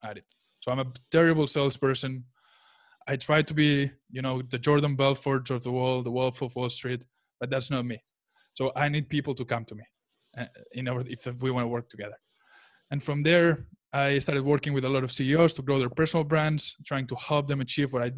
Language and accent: English; Barcelona, Catalonia, Spain; English is a second language; also born or lived in United States / Charlotte, North Carolina; I was born in the United States, but I was raised in Barcelona in Spain, where I'm right now with my family